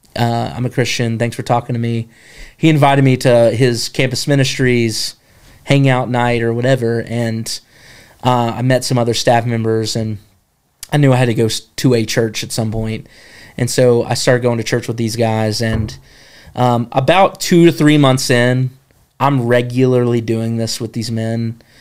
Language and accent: English; Jefferson, North Carolina, United States; I grew up in Jefferson, North Carolina.